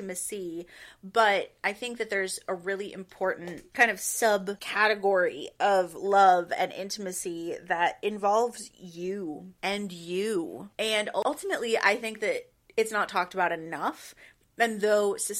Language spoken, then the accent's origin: English; the South, United States; I was born in the South